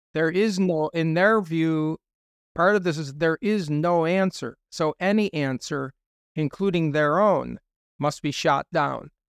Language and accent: English; United States; I'm just speaking as an American